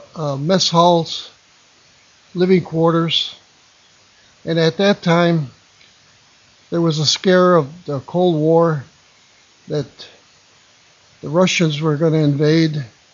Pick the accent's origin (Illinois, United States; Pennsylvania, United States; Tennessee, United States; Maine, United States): Illinois, United States; Melrose Park; I was born in Melrose Park on July 5th, 1930 to … I grew up in Melrose Park. I went to grammar school at Stevenson School in Melrose Park.